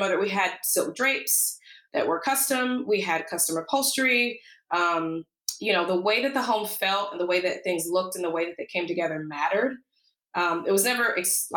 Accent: Alabama, United States; now in Seattle, United States; I was born and raised in the South, in Alabama

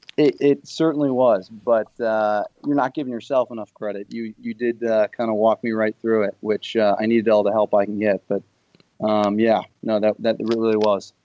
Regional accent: Chicago, Illinois, United States; also born or lived in New York; now in Los Angeles, United States; I grew up in Chicago in, in an urban setting. I've lived in New York for a few years, and now I'm living out in Los Angeles.

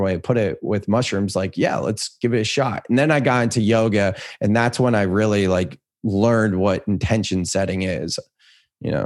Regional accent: Silicon Valley, California, United States; I grew up in Silicon Valley

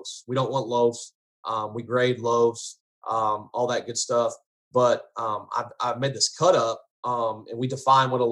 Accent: Garland, Texas, United States; also born or lived in Allen, Texas; I grew up in Garland

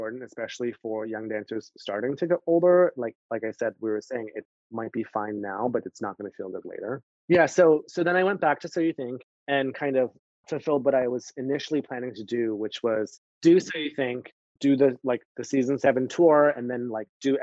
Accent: Canada; also born or lived in Miami; now in New York, United States; I'm Canadian

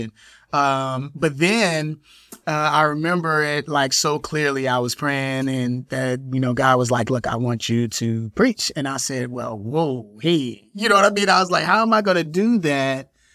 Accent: Chicago, Illinois, United States; I'm from Chicago

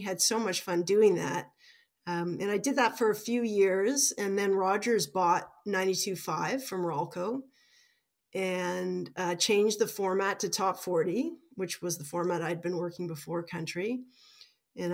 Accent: Toronto, Ontario, Canada; I ended up working in Toronto, which is my hometown

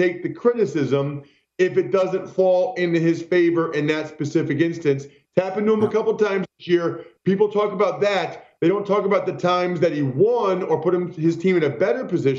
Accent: Pennsylvania, United States; I'm from Pennsylvania, right?

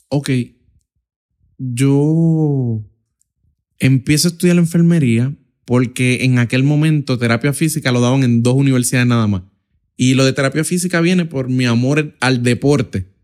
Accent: Puerto Rico; Y ahí, en ese proceso, estudiando y trabajando, como muchos puertorriqueños, o sea, literalmente hacen toda su vida, es eh, eh, trabajar y estudiar para de alguna manera u otra salir hacia adelante

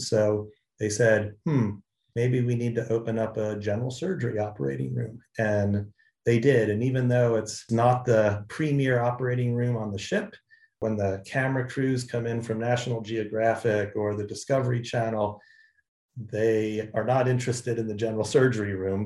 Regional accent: Jersey Shore, New Jersey, United States; moved away; I grew up in New Jersey on the Jersey Shore

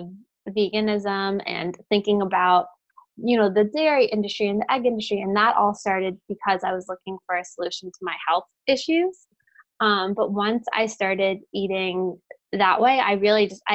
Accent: Florida, United States; also born or lived in Brooklyn, New York; now in New Jersey, United States; I grew up in Florida

